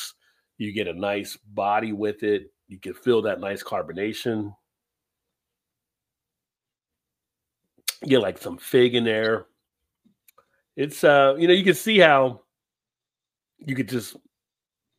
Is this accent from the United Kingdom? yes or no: no; United States; also born or lived in Baltimore, Maryland; I'm American